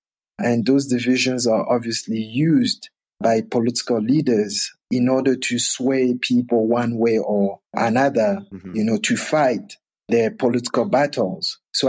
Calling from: Johannesburg, Gauteng, South Africa; I'm speaking from Johannesburg, but I've also been to Côte d'Ivoire on several occasions over the years

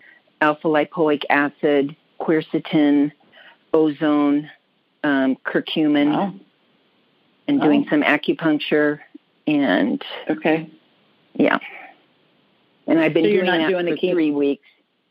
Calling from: Scottsdale, Arizona, United States; I'm calling from Scottsdale.

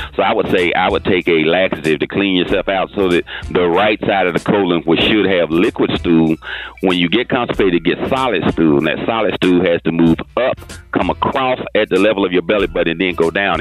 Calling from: Fort Lauderdale, Florida, United States; I'm calling from Fort Lauderdale, Florida

